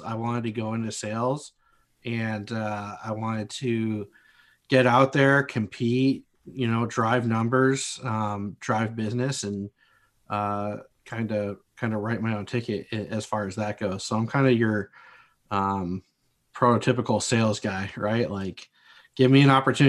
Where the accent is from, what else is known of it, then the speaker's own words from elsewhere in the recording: just north of Los Angeles, Southern California, United States; moved away as an adult; also born or lived in Marquette, Michigan; I was born and raised in Southern California, just north of Los Angeles